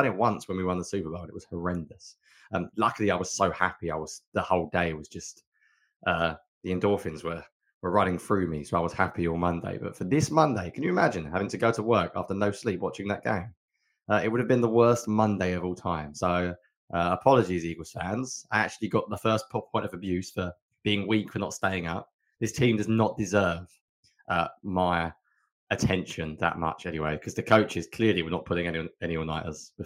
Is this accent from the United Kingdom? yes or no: yes; England, United Kingdom; I'm English